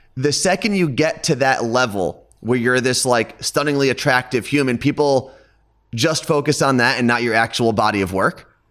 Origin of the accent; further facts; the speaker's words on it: Ridgewood, New Jersey, United States; I grew up in Ridgewood, New Jersey, which is a suburb about twenty minutes outside of Manhattan